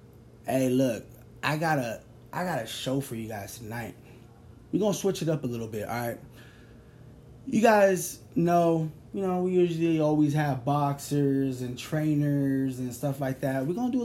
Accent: Sacramento, California, United States; I was born and raised in Sacramento, California.

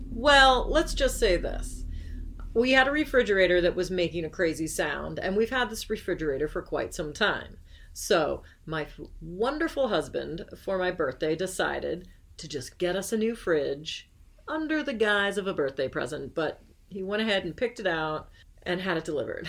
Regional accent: Cape Cod, Massachusetts, United States; growing up on the Cape

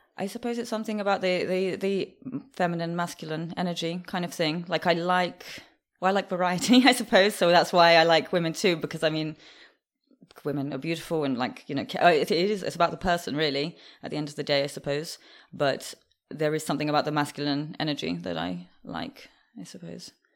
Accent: England, United Kingdom; also born or lived in Moscow, Russia; I would say mostly grew up in, in the U K, in England

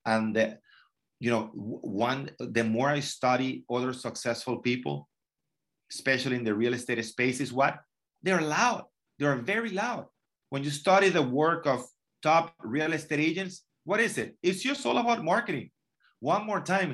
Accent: Venezuela; moved away; I'm from Venezuela

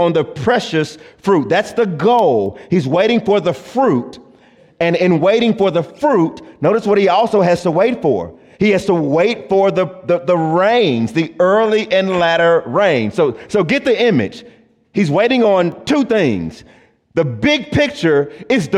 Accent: Jackson, United States; I grew up in Jackson

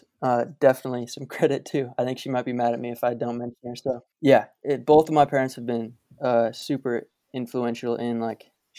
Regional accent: Boise, Idaho, United States; also born or lived in Park City, Utah; We moved to Boise from Park City in 2004

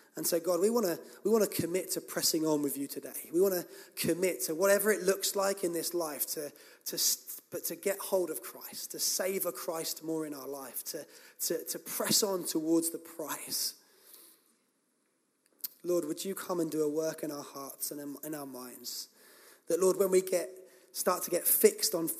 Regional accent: England, United Kingdom; we're English

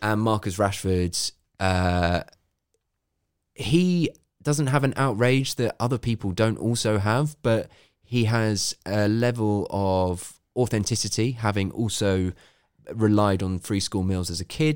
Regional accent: United Kingdom; this is me being a Brit

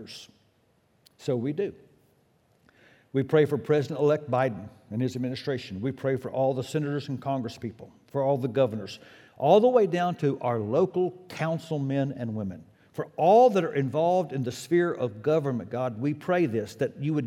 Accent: United States; I'm an American

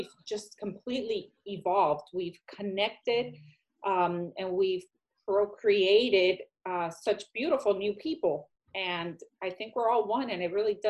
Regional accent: Puerto Rico; moved away; I'm Hispanic, I'm Puerto Rican

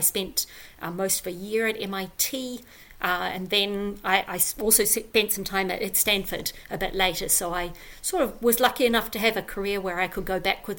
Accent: New Zealand; moved away as an adult; also born or lived in New York City; So I grew up in New Zealand and did my undergraduate there.

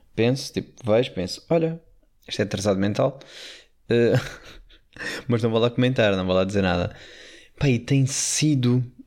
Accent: Portugal; como bom Tuga

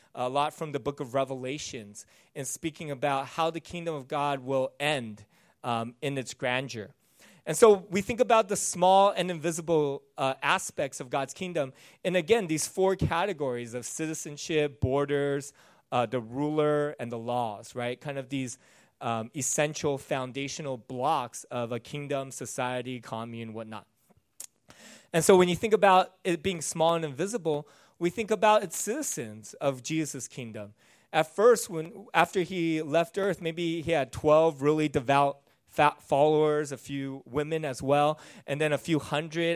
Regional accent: United States; I'm not American first, I'm Christian first.

